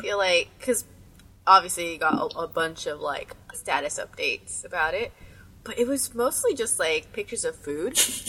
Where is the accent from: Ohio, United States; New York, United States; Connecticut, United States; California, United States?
Ohio, United States; Columbus; Where I'm from? I'm from Ohio. Columbus, to be more specific. Midwest.